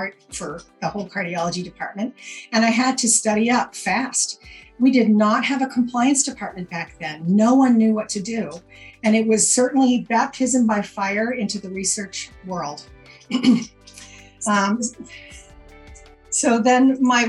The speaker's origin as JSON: {"language": "English", "region": "Maine", "country": "United States", "tie": "born or raised there", "also_born_or_lived": "Vermont", "moved": "as an adult", "said": "I am from Maine originally. My parents lived here. My husband, Bruce, lived here. I knew him back in high school"}